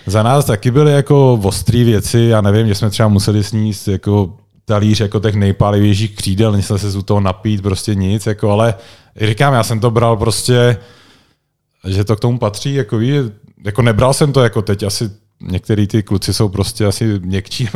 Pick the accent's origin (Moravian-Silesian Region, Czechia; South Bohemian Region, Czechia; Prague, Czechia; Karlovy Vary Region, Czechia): Prague, Czechia; moved away as an adult; now in Liberec, Czech Republic; já jsem vlastně Pražák, originál, když jsem, když jsem tady vyrůstal